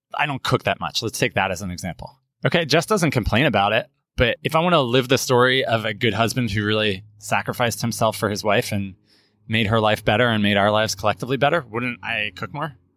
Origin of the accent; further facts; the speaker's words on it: United States; we're American and somewhere along the lines, the Italian pronunciation got dropped.